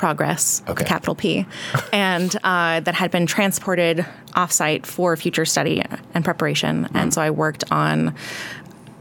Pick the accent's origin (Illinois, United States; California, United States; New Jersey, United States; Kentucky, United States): California, United States; Orange County; growing up in Orange County. Because we're in California